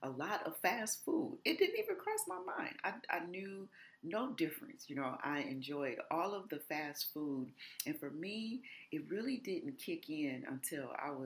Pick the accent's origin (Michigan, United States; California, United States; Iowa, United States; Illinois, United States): Michigan, United States; Detroit; also born or lived in Los Angeles; I grew up really from age 8 all the way through adulthood in the city of Detroit